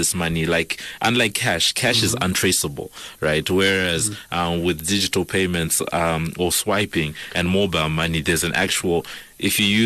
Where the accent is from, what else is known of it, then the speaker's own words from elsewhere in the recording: Zimbabwe; I'm from Zimbabwe